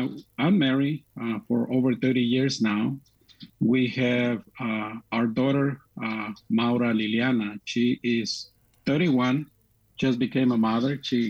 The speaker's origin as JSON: {"language": "English", "country": "Mexico", "tie": "born or raised there", "also_born_or_lived": "South Bend, Indiana", "moved": "yes", "lives_now": "Chicago, United States", "said": "Well, I was born and raised in Mexico. I have four sisters and two brothers. I was born in a tiny little forgotten place and a rural place in Mexico."}